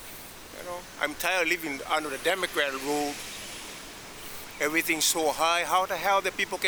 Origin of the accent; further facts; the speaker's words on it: Honolulu, Hawaii, United States; I'm from Makiki Heights.